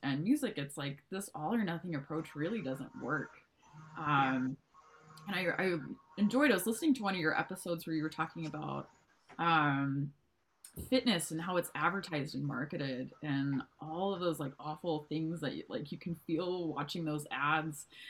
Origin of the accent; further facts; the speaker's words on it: Montana, United States; also born or lived in Texas; I've been in Montana for the last, oh, I don't know, 20 years of my life. So um, I grew up in a really rural, rural community in uh, Montana